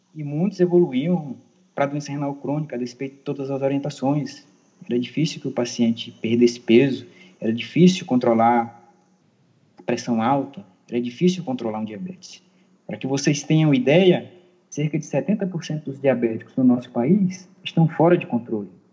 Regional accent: Maranhão, Brazil; moved away as an adult; also born or lived in Tocantins / São Paulo; há seis anos voltei para o meu estado natal, que é o Maranhão

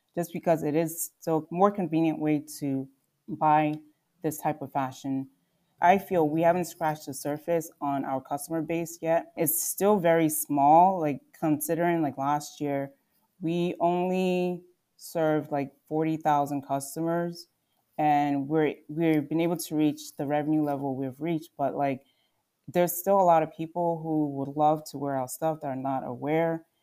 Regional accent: Telford, Pennsylvania, United States; also born or lived in Nigeria / Philadelphia / Oklahoma; I was born in Nigeria, and my family moved to the U S when I was six years old. And we moved to Philadelphia, and later on, we moved outside the city to the suburbs.

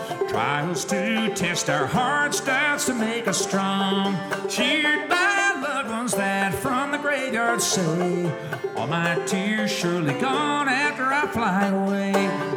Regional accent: York, Pennsylvania, United States; born there; I'm from York, yeah. Well, yeah. I was born there. Yeah.

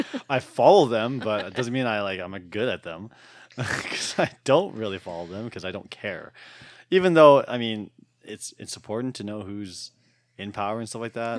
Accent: Alberta, Canada; I was born here. I was born in Tollfield, Alberta.

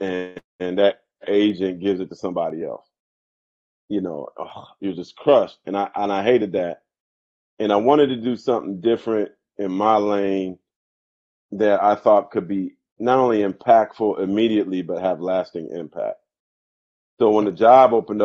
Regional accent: San Jose, California, United States; growing up in San Jose, as multicultural as it was

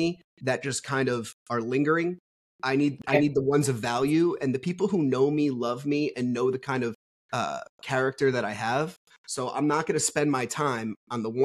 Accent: New Jersey, United States; I'm from New Jersey.

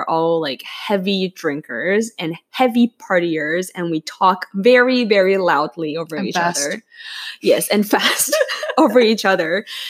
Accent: northern China, China; now in Canada; I'm from the northern part of China

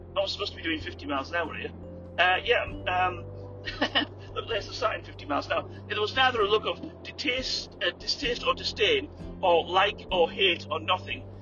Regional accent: England, United Kingdom; moved away; we were in England

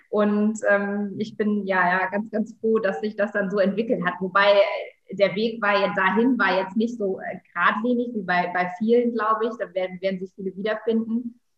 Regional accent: Lower Saxony, Germany; wir hatten früher im, äh, ja, in Friesland in, und im kleinen Ort, wo ich aufgewachsen bin, gab es ein Stoffgeschäft

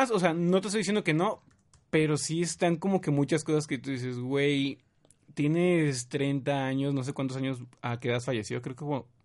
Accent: Tabasco, Mexico; somos de Tabasco y nosotros sí le decimos rancho

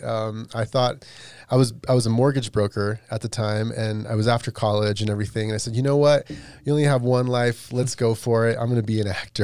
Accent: Las Vegas, Nevada, United States; I grew up in Vegas

